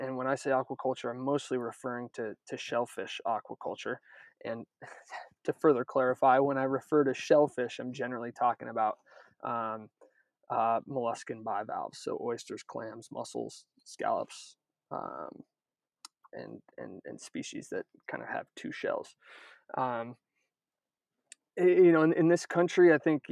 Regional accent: Northern California, United States; moved away as an adult; also born or lived in Maine; I'm from Northern California originally

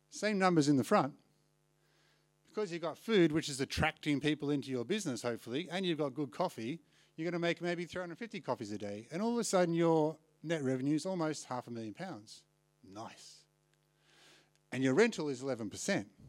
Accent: Australia; moved away as an adult; now in London, United Kingdom; if I'm from Australia

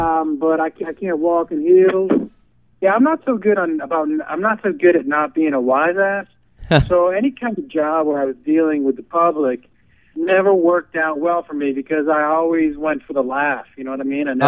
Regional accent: Massachusetts, United States; I'm from Massachusetts.

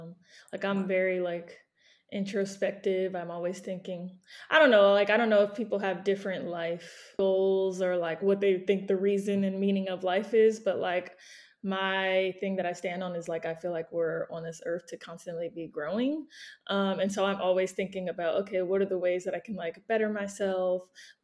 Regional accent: Maryland, United States; born there; When people ask me where I'm from, that's a whole nother thing. I was born in Maryland, though.

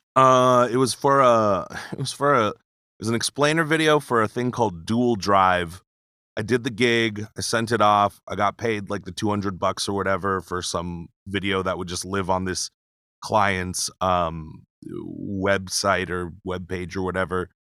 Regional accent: Pearl City, Hawaii, United States; moved away as an adult; now in Las Vegas, United States; born and raised, Pearl City, Hawaii.

